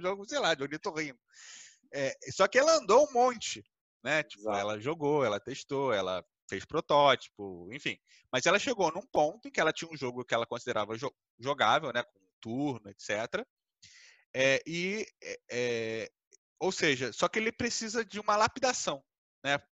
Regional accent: Brazil; a base do brasileiro, né? Tipo, a gente foi criado no Uno

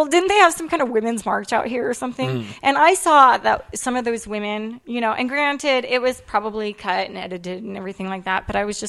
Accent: California, United States; moved away as an adult; also born or lived in Arizona; now in Texas, United States; So being from California, and it's not like I was born in California and moved when I was 4. You know, it's like, no, I, like, lived in California until, like, 2008.

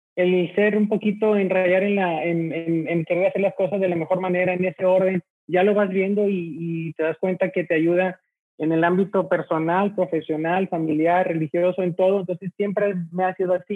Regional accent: Monterrey, Nuevo León, Mexico; nosotros aquí al momento de decir regios nos sentimos orgullosos primero por nuestra ciudad

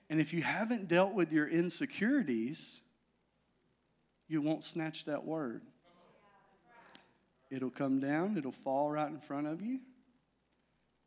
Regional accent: Magnet Cove, Arkansas, United States; I'm from Magnet

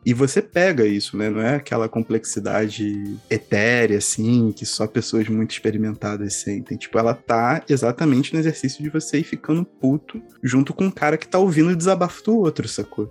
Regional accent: Campinas, São Paulo, Brazil; quando eu era pequeno, eu morava em Campinas

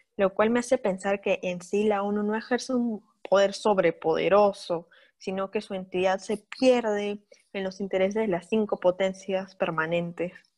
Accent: Peru; nosotros estamos familiarizadas con esto como peruanas

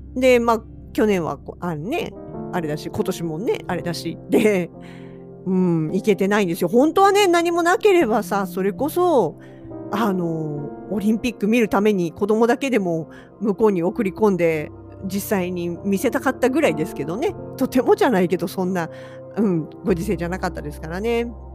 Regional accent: eastern Kanagawa, Japan; now in Hokkaido, Japan; 私の出身地は神奈川県東部、まあ、川崎とか横浜とかあちらの方で生まれ育ってます

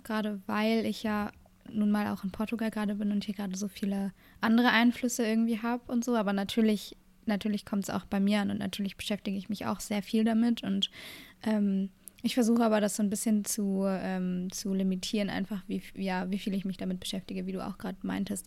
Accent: Germany; bei uns in Deutschland

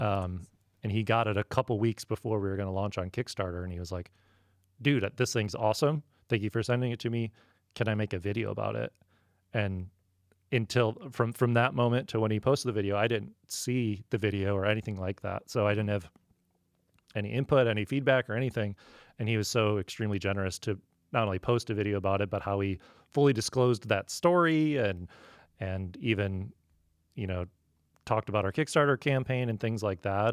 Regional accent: Midwest, United States; now in San Diego, United States; I grew up in the Midwest

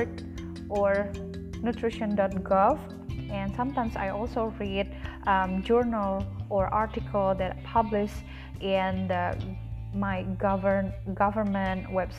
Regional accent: Indonesia; English is a second language; I'm from Indonesia. So you know that English, it's not my first language.

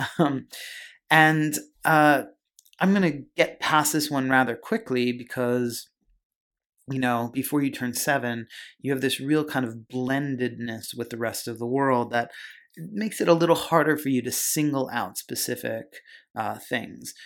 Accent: Pennsylvania, United States; I grew up in Pennsylvania

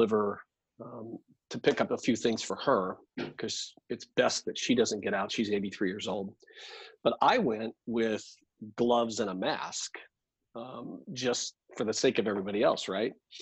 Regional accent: California, United States; now in Surprise, United States; I came from California originally, but Phoenix, Arizona

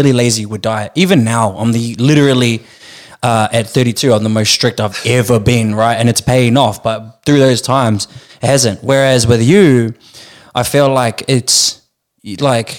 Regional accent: Porirua, Wellington, New Zealand; moved away as an adult; now in Melbourne, Australia; It was in Porirua. It was in my hometown.

